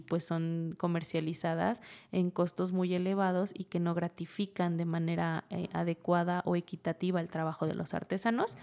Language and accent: Spanish; Huasteca of Hidalgo, Sierra de Hidalgo, Mexico; moved away; De la Sierra de Hidalgo, de la Huasteca hidalguense